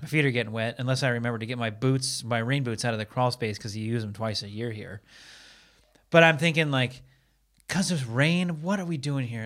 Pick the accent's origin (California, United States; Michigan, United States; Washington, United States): Washington, United States; Seattle; now in Los Angeles, United States; I'm from Seattle